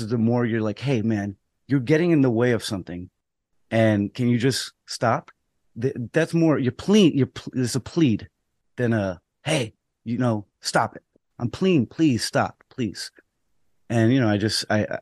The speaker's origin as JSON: {"language": "English", "town": "New York City", "region": "New York", "country": "United States", "also_born_or_lived": "Rockaway", "said": "I'm from the Bronx and I know the people"}